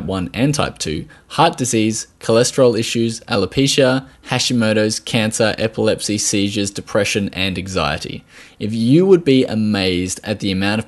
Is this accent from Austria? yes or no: no; Australia